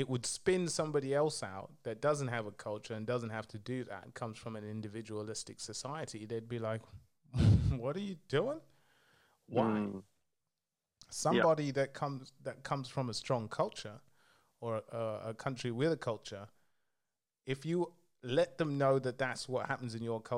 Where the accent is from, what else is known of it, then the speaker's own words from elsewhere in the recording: Zambia; moved away; from Zambia